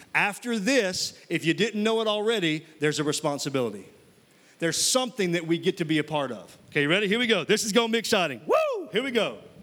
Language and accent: English; Mississippi, United States; moved away; I'm from Mississippi originally. And uh, when I was living in Mississippi